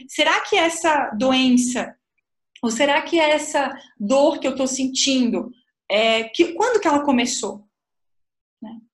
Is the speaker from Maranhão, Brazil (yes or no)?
no; Florianópolis, Santa Catarina, Brazil; eu nasci em Florianópolis, a Ilha da Magia